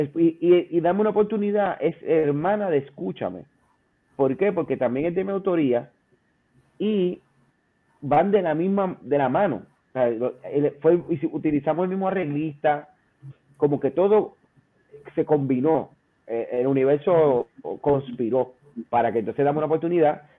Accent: Aguas Buenas, Puerto Rico; also born or lived in Caguas; yo me crié entre mi pueblo eh, de nacimiento Caguas y Aguas Buenas

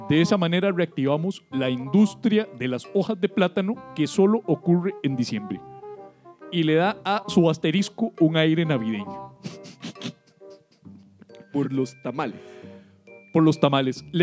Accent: Colombia; Somos chismosas colombianas

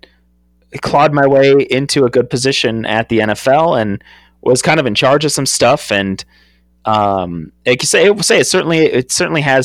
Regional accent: Wisconsin, United States; growing up in Wisconsin

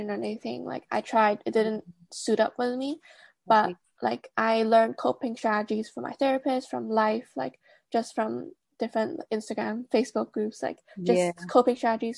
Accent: Hong Kong; moved away as an adult; now in Birmingham, United Kingdom; I grew up in Hong Kong, but right now I'm living in the UK for my master's

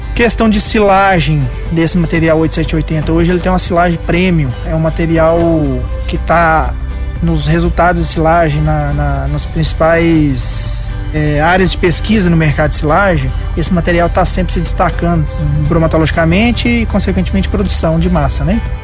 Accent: Paraná, Brazil; now in Minas Gerais, Brazil; Eu sou paranaense, mas já tem um coração mineiro

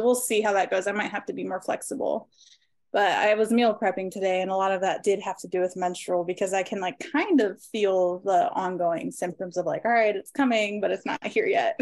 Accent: Maryland, United States; now in Rocky River, United States; I'm originally from Maryland, but I currently reside right outside of Cleveland, Ohio, uh, specifically Rocky River

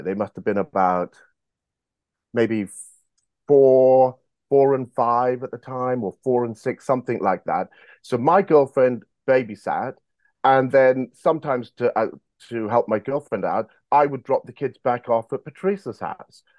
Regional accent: United Kingdom; also born or lived in South Africa / Monmouth, Wales / San Diego, United States; born in South Africa, but raised in the United Kingdom. I came here when I was three years of age

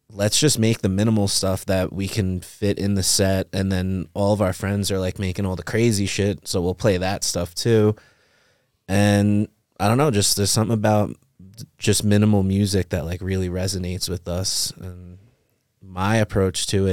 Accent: Long Island, New York, United States; We grew up in New York, Long Island, and just normal white suburbia

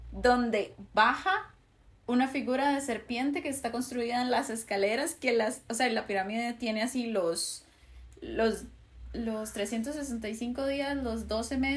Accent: Costa Rica

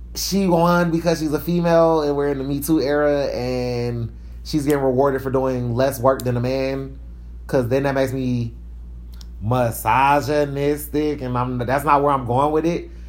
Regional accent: Atlanta, Georgia, United States; I'm from East Atlanta Zone 6

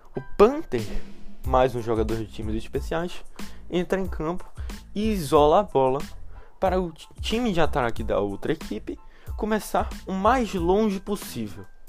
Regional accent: Brazil; a gente cresceu aqui no Brasil.

